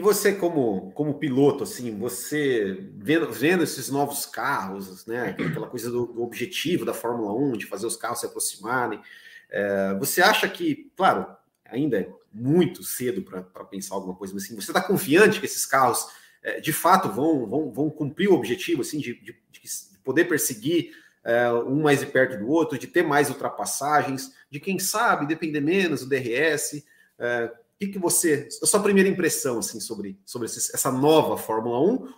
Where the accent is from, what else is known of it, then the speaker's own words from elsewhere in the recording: Santa Catarina, Brazil; eu sou aqui de Santa Catarina, né? Eu moro em Santa Catarina